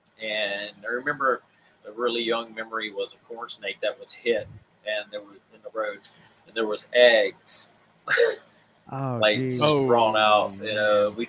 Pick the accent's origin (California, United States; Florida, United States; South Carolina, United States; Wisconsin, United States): South Carolina, United States; Pawleys Island; moved away; I'm originally from Pawleys Island.